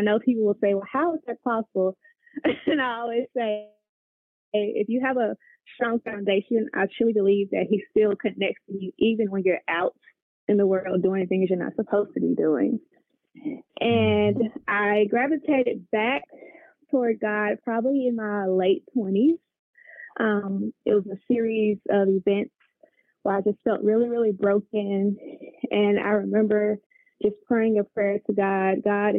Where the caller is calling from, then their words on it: Memphis, Tennessee, United States; I am currently calling in from Memphis, Tennessee.